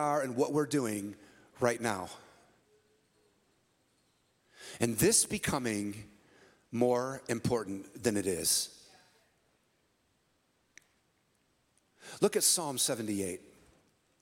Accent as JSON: {"language": "English", "town": "San Francisco", "region": "California", "country": "United States", "tie": "born or raised there", "said": "I was born shortly before that in the Bay Area. We call it the Yay Area. I was born in San Francisco"}